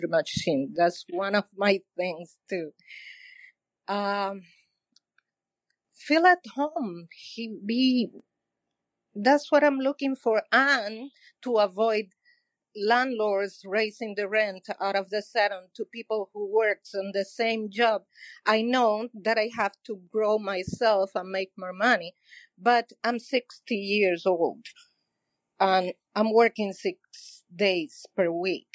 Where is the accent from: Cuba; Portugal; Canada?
Cuba; now in Miami Beach, United States; I'm from Cuba. I came in 1995